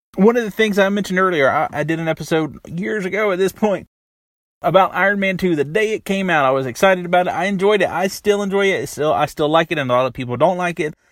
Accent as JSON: {"language": "English", "region": "the South", "country": "United States", "tie": "born or raised there", "said": "Growing up in the South"}